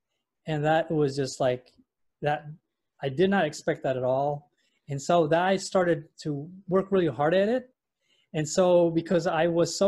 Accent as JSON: {"language": "English", "country": "Indonesia", "also_born_or_lived": "London, United Kingdom / Europe / United States", "said": "I was born in London. Actually, I'm Indonesian, but I was born in London. And I grew up most of my life in Europe and in the U.S."}